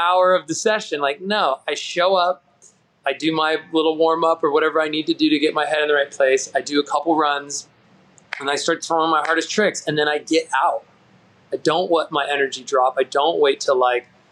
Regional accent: San Diego, California, United States; I grew up in Southern California near the beach

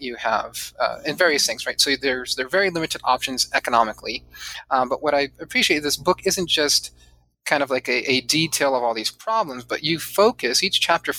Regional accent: San Diego, California, United States; I grew up mostly in Southern California, well, not mostly, all in Southern California, and primarily in San Diego.

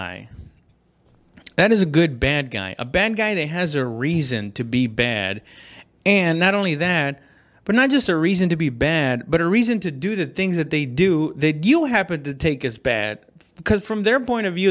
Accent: West Texas, United States; I'm from West Texas

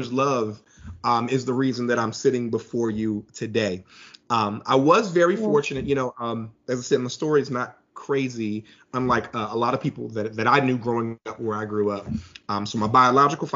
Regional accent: Philadelphia, Pennsylvania, United States; moved away as an adult; now in Atlanta, United States; I'm actually originally from Philadelphia. I now reside in Atlanta. I've been here for about 20 years or so

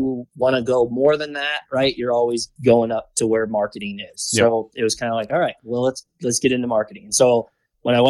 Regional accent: Missouri, United States; moved away as an adult; not too far from where I grew up in Missouri again.

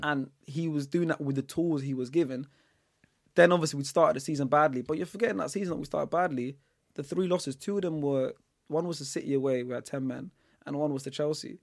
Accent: Netherlands; moved away; I was born in the Netherlands

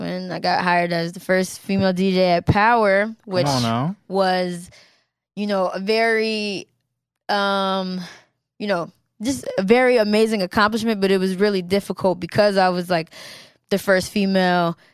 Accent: Maryland, United States; moved away as an adult; also born or lived in Germany / New York; I was raised in Maryland

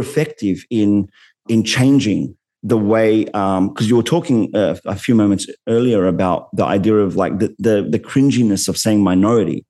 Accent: Sydney, New South Wales, Australia; an Arab Muslim man growing up in Western Sydney

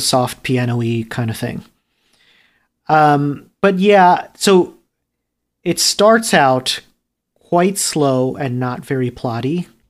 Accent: New Jersey, United States; also born or lived in New York City; I moved to New Jersey in the middle of second grade

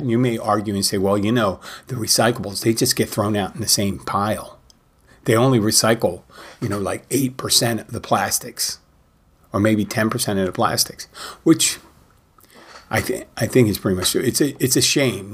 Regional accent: Philadelphia, Pennsylvania, United States; I am from Philadelphia

